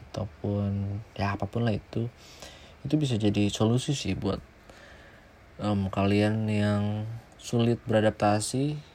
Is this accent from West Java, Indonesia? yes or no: yes; West Java, Indonesia; ya kita di Sunda kan ya biasanya ngobrolnya halus gitu kan sopan ya